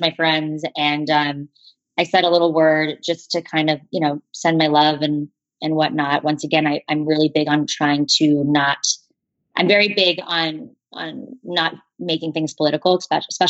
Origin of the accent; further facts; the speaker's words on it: Parkland, Florida, United States; moved away; my hometown and to the hallways that I once walked down